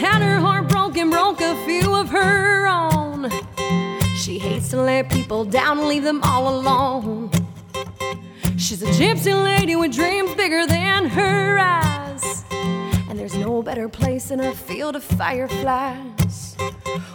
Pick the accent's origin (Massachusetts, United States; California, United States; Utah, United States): Massachusetts, United States; Lakeville; moved away as an adult; now in Nashville, United States; I am originally from Lakeville, Massachusetts, home of Ocean Spray Cranberry Juice